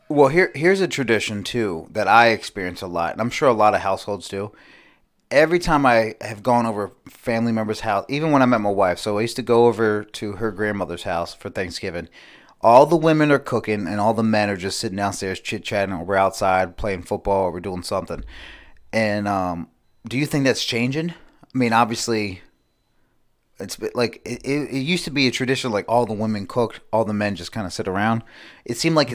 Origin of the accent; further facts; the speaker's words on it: United States; I grew up near the Chesapeake Bay